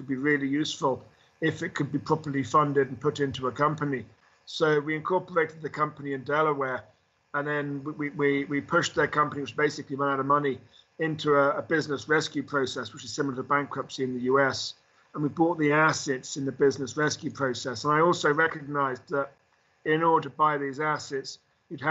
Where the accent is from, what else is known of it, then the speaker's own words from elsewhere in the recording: London, United Kingdom; I grew up in London